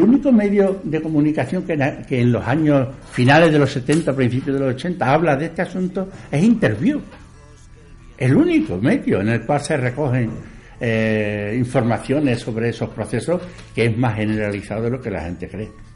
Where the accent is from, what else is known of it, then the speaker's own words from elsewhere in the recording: Seville, Andalusia, Spain; also born or lived in Badajoz, Extremadura; yo procedo de Badajoz, de la provincia de Badajoz, nacido allí, pero criado desde los 10 años en Sevilla